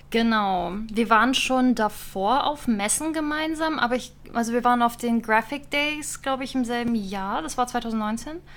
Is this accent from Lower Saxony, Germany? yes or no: no; near Stuttgart, Baden-Württemberg, Germany; moved away as an adult; now in Berlin, Germany; ich bin ursprünglich aus Süddeutschland, aus der Nähe von Stuttgart und bin nach Berlin gezogen